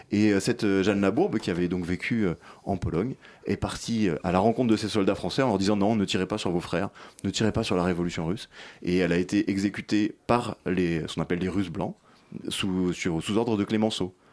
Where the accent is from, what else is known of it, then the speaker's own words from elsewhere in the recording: France; on a tous les mêmes intérêts puisqu'on est français.